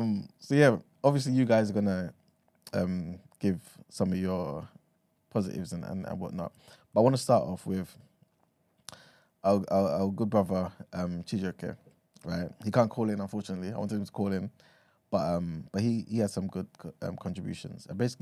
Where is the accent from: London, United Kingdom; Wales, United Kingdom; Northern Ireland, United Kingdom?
London, United Kingdom; obviously growing up in East London, right? Like, you kind of in the estate, you got white people there, you got some Asian people there, and this and the third, right?